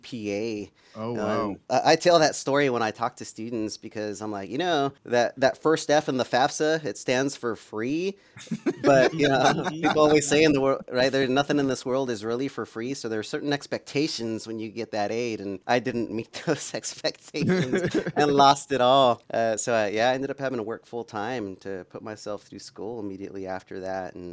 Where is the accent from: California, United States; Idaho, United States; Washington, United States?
Idaho, United States; first language Spanish; also born or lived in Wilder, Idaho / Valley View School District, Idaho; I was born and raised in Idaho